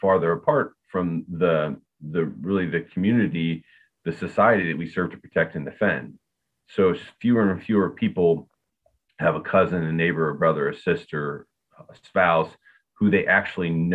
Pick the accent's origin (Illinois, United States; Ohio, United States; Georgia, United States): Ohio, United States; Akron; I was from Akron, Ohio.